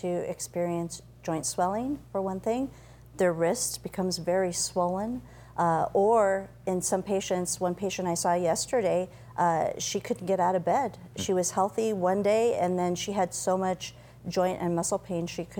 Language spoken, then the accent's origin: English; Colorado, United States; moved away as an adult; also born or lived in Grand Forks, North Dakota; now in Rapid City, United States; I grew up in a small town in Colorado